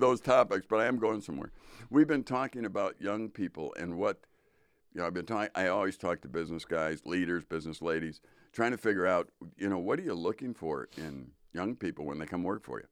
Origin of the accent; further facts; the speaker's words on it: Midwest, United States; I'm a Midwesterner